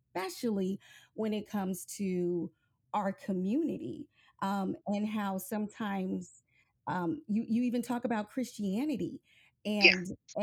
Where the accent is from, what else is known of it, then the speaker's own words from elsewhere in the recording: Nebraska, United States; moved away; I'm originally from Nebraska